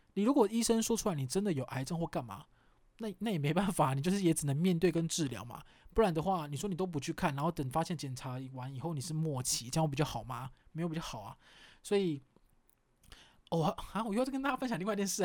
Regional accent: Kaohsiung, Taiwan; 我是高雄人，然后我们就，我记得我们家那时候最近的是一个叫圣公医院吧

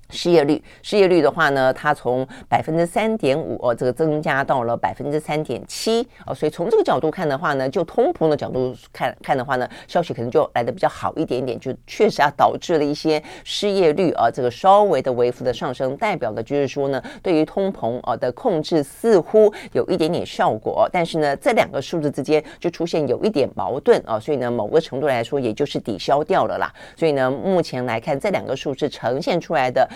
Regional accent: Taiwan; 我们台湾人

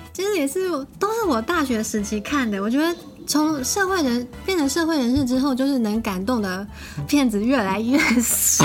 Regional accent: Keelung, Taiwan; moved away as an adult; now in Tokyo, Japan; 因为我是基隆人

